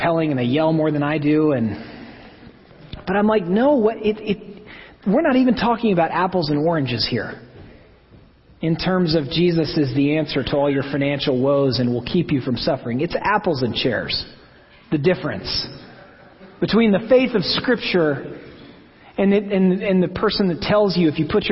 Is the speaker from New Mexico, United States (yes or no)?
no; Oklahoma, United States; I'm from Oklahoma